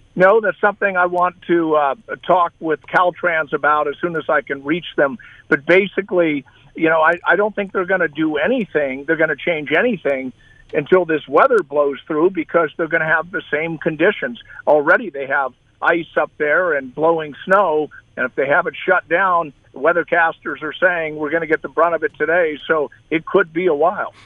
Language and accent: English; Southern California, United States; I grew up in Southern California